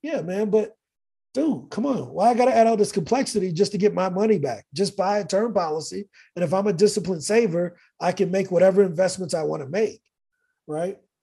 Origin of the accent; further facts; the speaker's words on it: East St. Louis, Illinois, United States; moved away as an adult; also born or lived in Virginia Beach; now in Medellin, Colombia; born and raised in East St. Louis